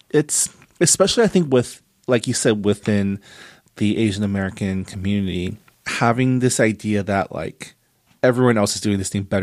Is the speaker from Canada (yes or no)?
yes; Canada; I am also Canadian